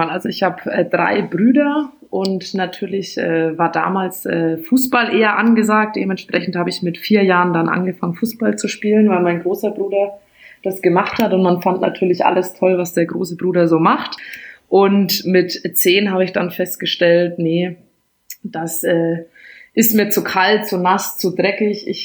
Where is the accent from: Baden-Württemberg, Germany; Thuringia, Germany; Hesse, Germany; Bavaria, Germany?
Bavaria, Germany; Bamberg; Genau, also man hört es vielleicht noch ein bisschen raus. Ähm, mhm. Gebürtig aus Bamberg, dort aufgewachsen und da eben auch die erste, erste Handballstation dann erlebt.